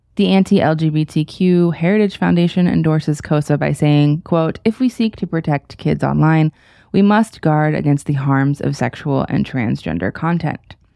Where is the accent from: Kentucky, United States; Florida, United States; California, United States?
Florida, United States; my home state of Florida